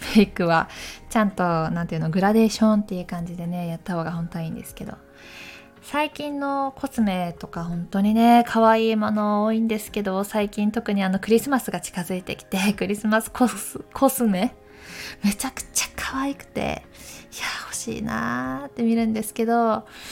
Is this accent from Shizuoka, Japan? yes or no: no; Takayama, Gifu, Japan; moved away as an adult; now in Tokyo, Japan; 出身は岐阜県高山市そして大学を受けまして東京に来ました